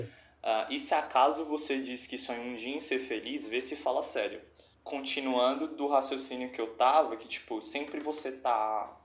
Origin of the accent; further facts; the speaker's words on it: São Paulo, Brazil; eu sou já de São Paulo